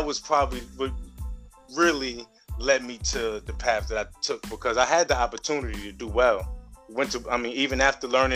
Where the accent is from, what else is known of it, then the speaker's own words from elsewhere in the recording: New York City, New York, United States; I'm from the Bronx. Like I said, grew up, born and raised Soundview